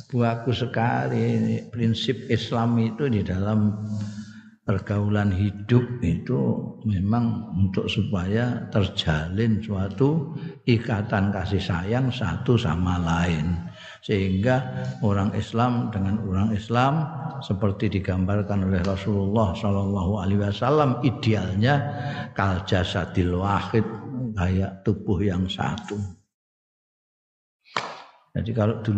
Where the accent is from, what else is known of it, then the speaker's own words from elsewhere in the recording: Java, Indonesia; afiat itu ya wilujeng nek cara aku aku wong Jawa ngertiku ya wilujeng iku.